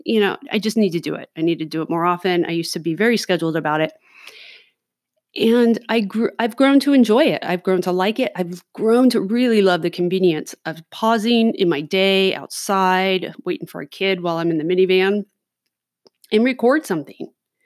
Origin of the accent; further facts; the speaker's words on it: Los Angeles, California, United States; now in Oregon City, United States; maybe because I grew up in Los Angeles or who knows what, a little more cautious when I'm out in public